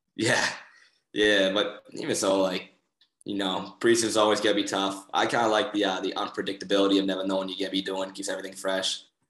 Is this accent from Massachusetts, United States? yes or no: yes; Boston, Massachusetts, United States; moved away; I'm from Boston